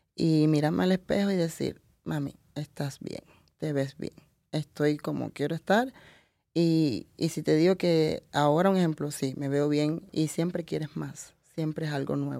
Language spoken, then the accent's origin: Spanish; Camagüey, Cuba; moved away as an adult; also born or lived in Italy; now in United States; soy camagüeyana y vengo de una provincia totalmente arrocera